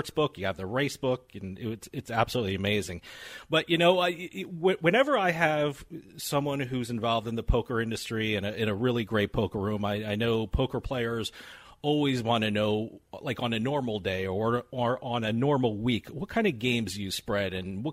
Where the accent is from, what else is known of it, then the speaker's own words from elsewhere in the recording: New Jersey, United States; I'm from New Jersey